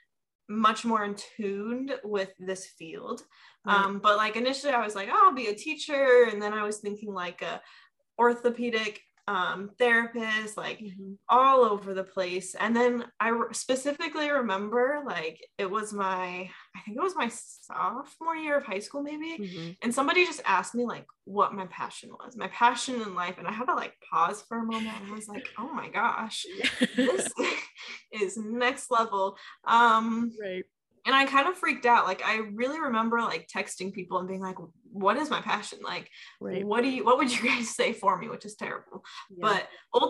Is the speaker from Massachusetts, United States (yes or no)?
no; Omaha, Nebraska, United States; moved away as an adult; now in Chicago, United States; I'm from Omaha, Nebraska. I was born and raised there. At 18, I moved to Chicago area